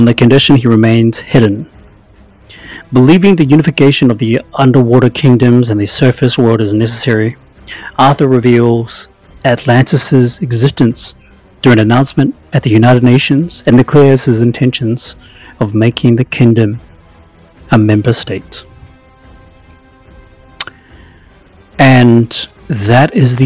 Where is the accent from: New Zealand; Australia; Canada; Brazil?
New Zealand; I'm from New Zealand